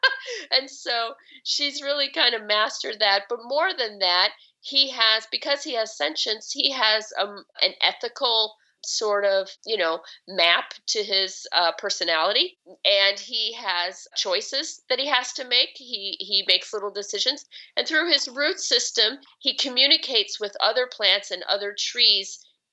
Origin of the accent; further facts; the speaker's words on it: Chicago, Illinois, United States; now in Seattle, United States; I didn't grow up having a garden, and I grew up in Chicago and, in the city